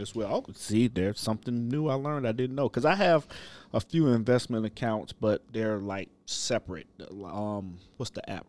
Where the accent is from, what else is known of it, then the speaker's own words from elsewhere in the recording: Ohio, United States; moved away; I'm from Ohio originally